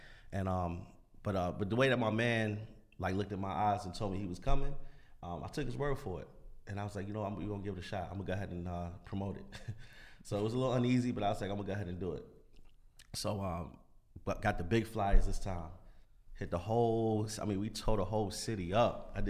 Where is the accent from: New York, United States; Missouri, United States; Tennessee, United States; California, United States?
New York, United States; You know, because I'm from New York. Like, at the end of the day, like, we hustlers.